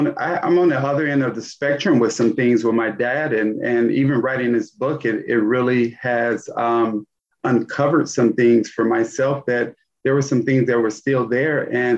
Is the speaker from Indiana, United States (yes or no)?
yes; Gary, Indiana, United States; Yeah, I mean, Gary was a tale of two cities. I mean, I absolutely loved my childhood.